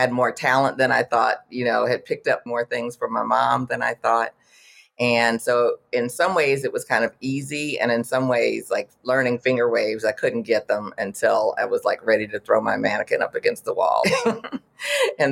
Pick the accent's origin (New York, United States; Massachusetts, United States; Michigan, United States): Michigan, United States; Detroit; moved away as an adult; also born or lived in Houston, Texas / Washington, District of Columbia, United States; I'm originally from Detroit, but I was living in the Houston area, going to U of H